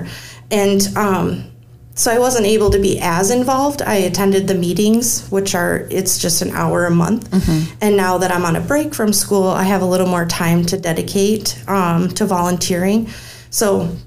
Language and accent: English; United States; I was born and raised here in Rock County